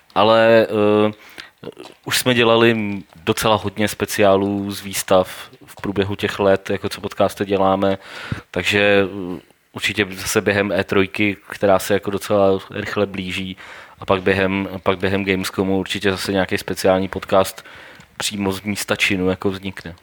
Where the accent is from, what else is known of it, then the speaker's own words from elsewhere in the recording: Domašín, Central Bohemian Region, Czechia; jsem z domašína